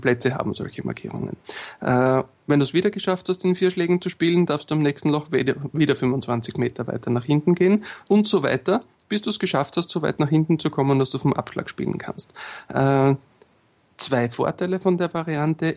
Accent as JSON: {"language": "German", "country": "Austria", "said": "bei uns in Österreich"}